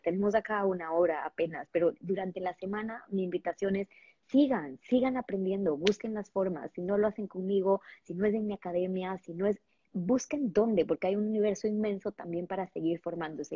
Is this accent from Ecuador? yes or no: yes; Ecuador; en Ecuador, de donde yo soy, de acá en Ecuador.